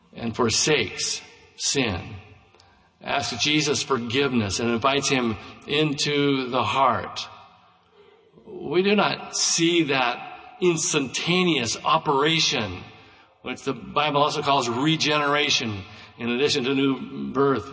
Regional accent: United States; I would be the first baby born in Douglas County in 1953

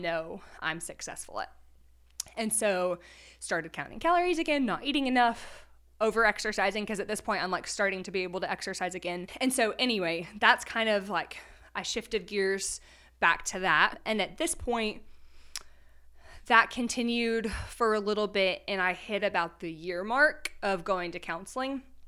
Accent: Texas, United States; moved away as an adult; now in Conway, Arkansas, United States; I'm originally from Texas

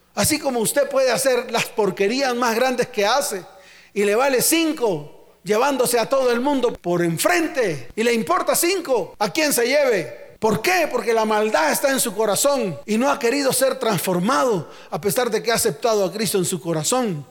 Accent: Santa Marta, Magdalena, Colombia; mi tierra, Santa Marta

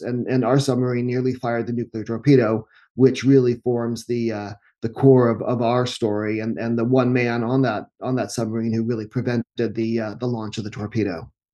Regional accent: United States; we're English speakers a, and Americans

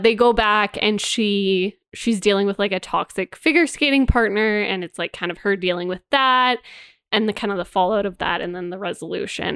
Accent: Canada; me and you growing up in Canada

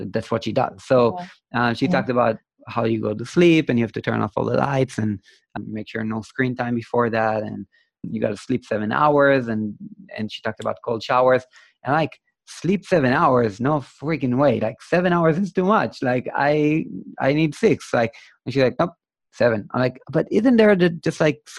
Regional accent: Israel; I'm from Israel

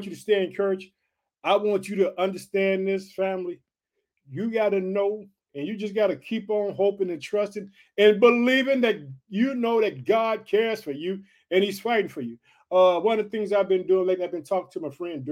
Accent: Illinois, United States; the state of Illinois, which is my home state. Guess what? I reside in the state of Illinois

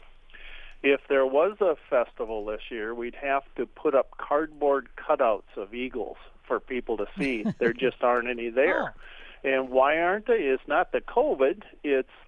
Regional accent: Hartland, Minnesota, United States; I'm from Heartland

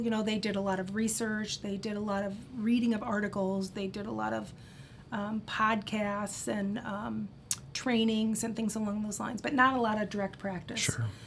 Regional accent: Cedar Rapids, Iowa, United States; originally, I grew up in Cedar Rapids, Iowa

